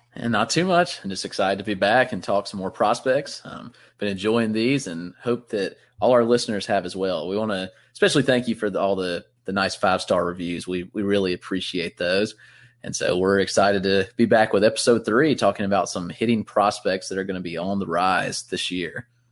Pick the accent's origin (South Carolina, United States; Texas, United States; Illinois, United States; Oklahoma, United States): South Carolina, United States; Greenville; my hometown in Greenville, South Carolina.